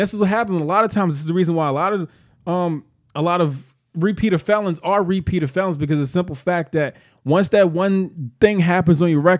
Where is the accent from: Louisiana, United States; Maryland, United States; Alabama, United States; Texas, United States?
Maryland, United States; Baltimore; Growing growing up in Baltimore City, you didn't grow up here, but I grew up here.